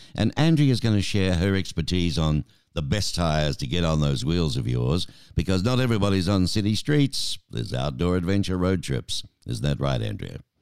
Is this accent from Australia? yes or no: yes; Australia; now in Tucson, United States; being an Aussie